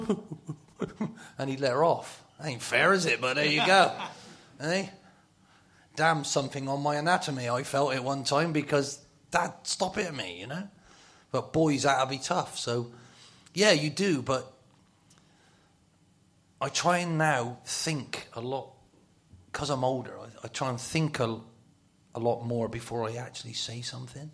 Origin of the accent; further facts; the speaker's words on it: Bristol, South West England, United Kingdom; I'm from Bristol